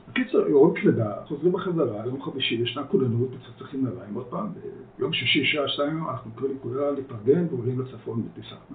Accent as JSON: {"language": "Hebrew", "town": "Kiryat Tiv'on", "region": "Haifa District", "country": "Israel", "tie": "born or raised there", "also_born_or_lived": "Netherlands", "second_language": "Hebrew", "said": "נולדתי בהולנד למשפחה לא יהודית, והגענו לארץ שאני, הגענו, לא עלינו, כשאני בגיל 6 לקריית טבעון, שנחשבה בזמנו לסביון של המדינה"}